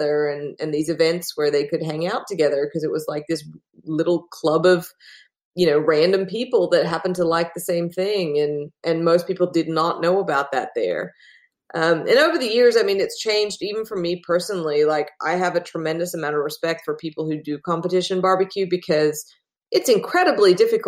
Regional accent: Australia; accent: hybrid; now in Austin, United States; So I'm originally from Australia, which is why I have a very strange hybrid accent, but I live in Texas now, in Austin, Texas.

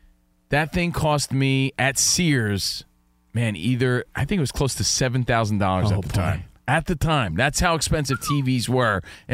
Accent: East Coast, United States; we're all from the East Coast.

